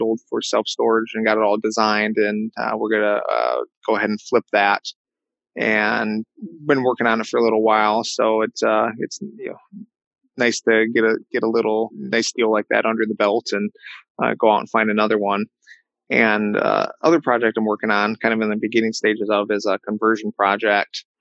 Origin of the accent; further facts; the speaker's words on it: Michigan, United States; been able to find opportunity here in my my home state